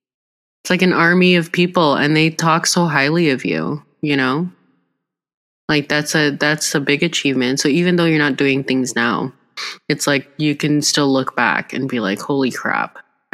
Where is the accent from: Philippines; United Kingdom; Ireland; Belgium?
Philippines; I think as Filipino women, too, I'm really proud that both of us have, you know, we're pushing the boundaries.